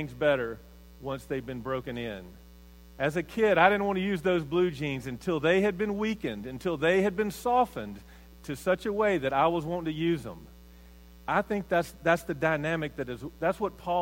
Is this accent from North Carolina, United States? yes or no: no; Mississippi, United States; I grew up in Mississippi, in a little small town, probably 7,000, 8,000 people.